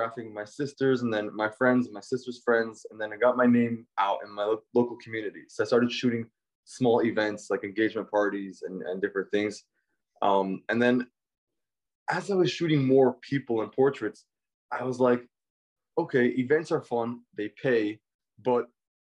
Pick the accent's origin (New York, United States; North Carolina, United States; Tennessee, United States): New York, United States; New York City; moved away as an adult; now in Los Angeles, United States; I was born and raised in Brooklyn, New York, youngest of 10